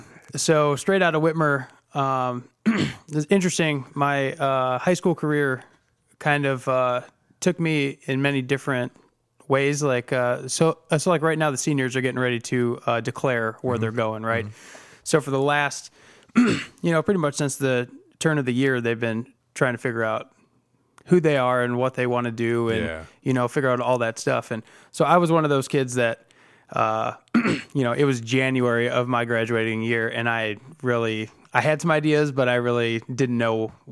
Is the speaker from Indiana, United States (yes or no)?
no; Toledo, Ohio, United States; I grew up in West Toledo, Washington local schools my entire life, and really have lived in this area